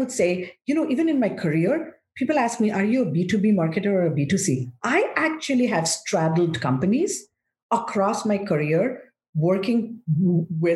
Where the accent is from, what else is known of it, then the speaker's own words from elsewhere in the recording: India; moved away as an adult; now in United States; I'm grateful I was raised in India. So I grew up in one country. I have come to be in the States for the last 25 years.